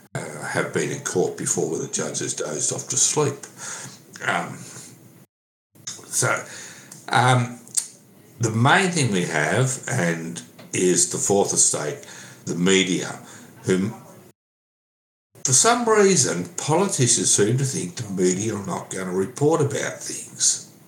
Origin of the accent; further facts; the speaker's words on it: Sydney, New South Wales, Australia; I went to school in Sydney.